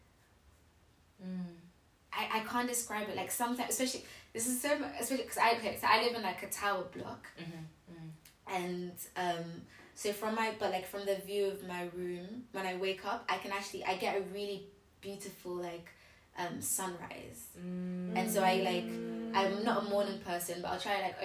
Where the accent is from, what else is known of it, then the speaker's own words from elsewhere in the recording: London, United Kingdom; we grew up in London